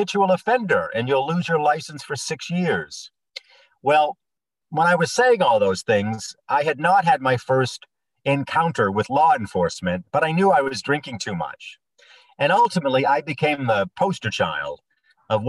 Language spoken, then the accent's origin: English; Bangor, Maine, United States; I grew up in Bangor